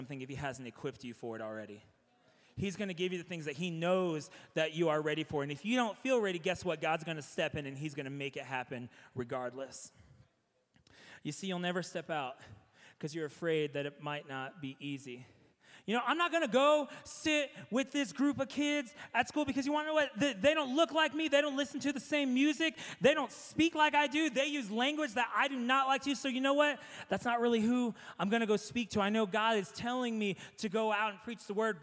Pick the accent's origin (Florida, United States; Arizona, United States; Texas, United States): Texas, United States; San Antonio; Growing up in San Antonio, if you did an Easter egg hunt, you had those cascarones